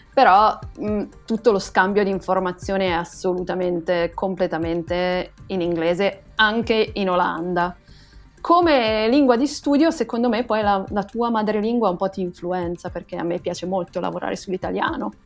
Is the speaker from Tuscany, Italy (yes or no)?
yes; Pisa, Tuscany, Italy; now in Groningen, Netherlands; io sono pisana